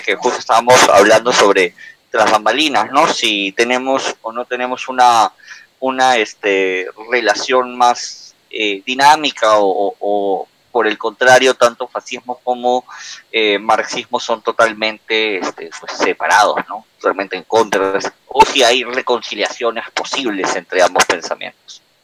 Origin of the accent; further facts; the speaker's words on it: Peru; en el Perú, para los que somos de Perú